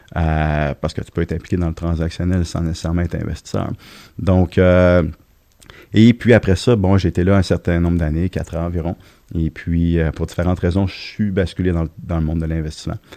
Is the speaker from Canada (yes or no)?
yes; Lévis, Quebec, Canada; also born or lived in Trois-Rivières; Lévis, Saint-Jacques-Chrysostome, pour être plus précis